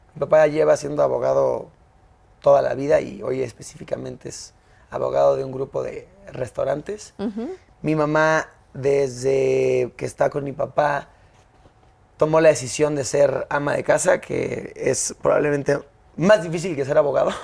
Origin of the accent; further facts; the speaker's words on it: Mexico City, Mexico; also born or lived in United States; yo nací aquí en la CDMX. Sí. Nací el 29 de marzo del 96. Soy chilango.